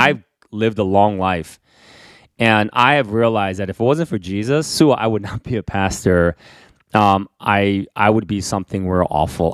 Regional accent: New York City, New York, United States; also born or lived in Korea; when I was growing up in Queens in the Bronx

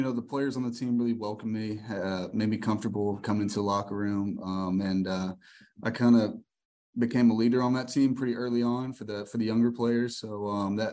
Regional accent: Hoover, Alabama, United States; moved away as an adult; also born or lived in Homewood, Alabama; I grew up around Hoover

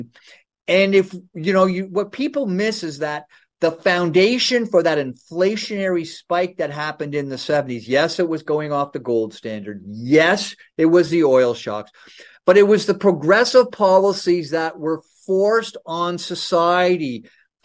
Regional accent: Ontario, Canada; I grew up in Ontario

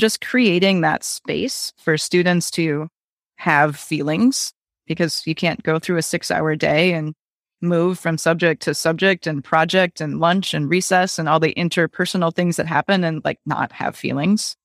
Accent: Wisconsin, United States; I grew up in Wisconsin

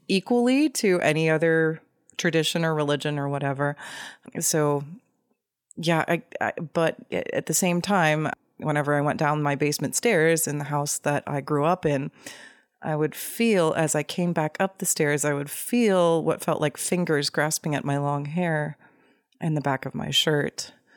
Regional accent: Tulsa, Oklahoma, United States; I grew up in Tulsa, Oklahoma

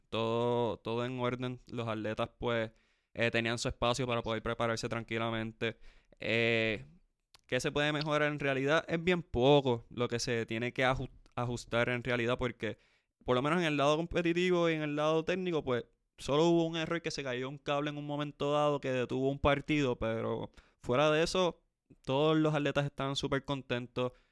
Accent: Puerto Rico; yo soy boricua, para que tú lo sepas.

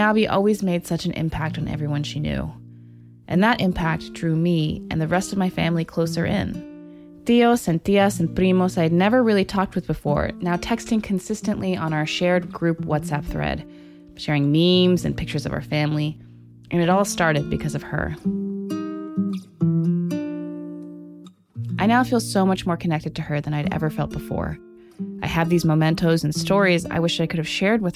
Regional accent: Santa Cruz, California, United States; I grew up in Santa Cruz

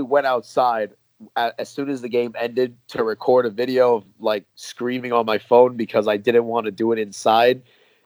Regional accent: New York, United States; accent: New York American; But I'm American. Like, I'm not faking an accent. This is how I talk

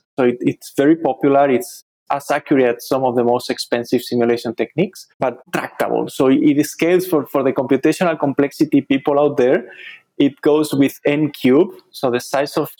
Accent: Spain; moved away as an adult; now in United States; I did my undergrad studies back in my home country in Spain

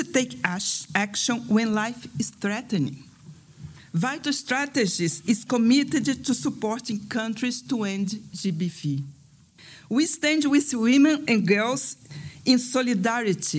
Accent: South Africa; I'm from South Africa

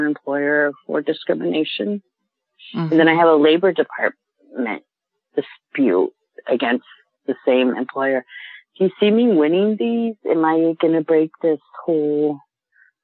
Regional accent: Kansas City, Missouri, United States; I'm from the Midwest. I'm from Kansas City, Missouri.

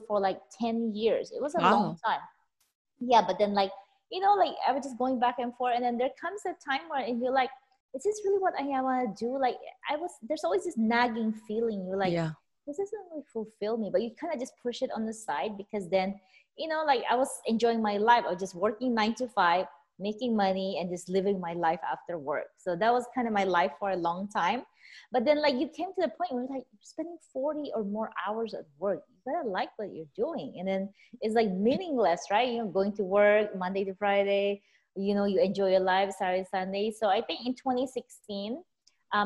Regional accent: Philippines; also born or lived in California; now in Las Vegas, United States; I was born and raised in the Philippines.

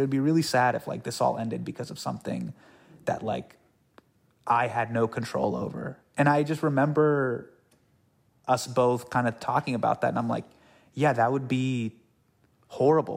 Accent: California, United States; born or raised there

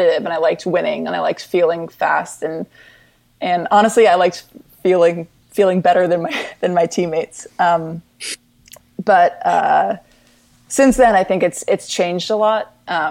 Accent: Connecticut, United States; I grew up in Connecticut

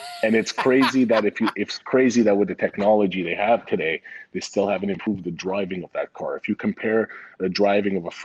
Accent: Montreal, Quebec, Canada; born or raised there; moved away; also born or lived in Vancouver

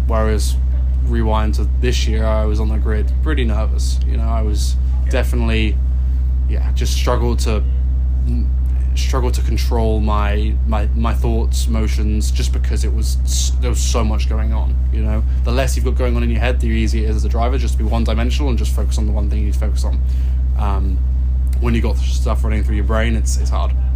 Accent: England, United Kingdom; also born or lived in Los Angeles, United States; now in Carmel, United States; I'm from England

